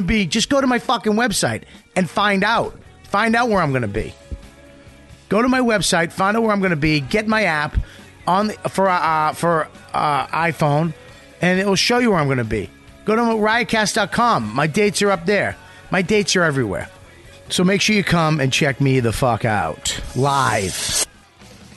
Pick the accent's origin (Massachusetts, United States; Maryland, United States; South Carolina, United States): Massachusetts, United States; Boston; born or raised there; moved away